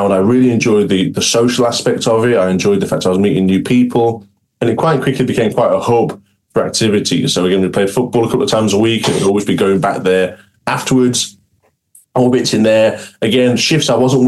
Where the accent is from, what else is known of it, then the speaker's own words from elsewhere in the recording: Cumbria, North West England, United Kingdom; I'm originally from Cumbria, where I'm based now